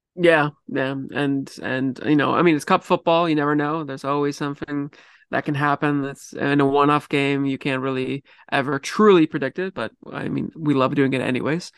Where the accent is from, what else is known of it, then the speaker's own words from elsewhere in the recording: Vancouver, British Columbia, Canada; I am from Vancouver